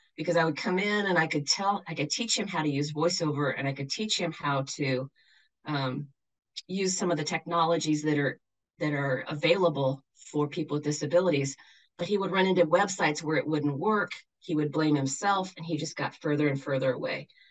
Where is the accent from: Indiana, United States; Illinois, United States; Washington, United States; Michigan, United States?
Washington, United States; Shoreline; now in Jackson, United States; I grew up on the north side of Seattle, in a place that's now called Shoreline